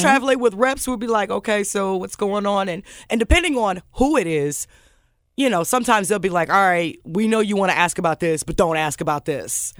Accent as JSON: {"language": "English", "town": "Omaha", "region": "Nebraska", "country": "United States", "tie": "born or raised there", "also_born_or_lived": "Chicago / Memphis", "moved": "as an adult", "said": "that's where I grew up and went to college"}